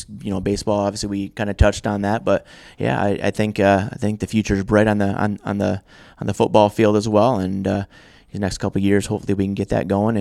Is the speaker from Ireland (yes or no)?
no; Kent City, Michigan, United States; My dad started the wrestling program where I grew up in Kent City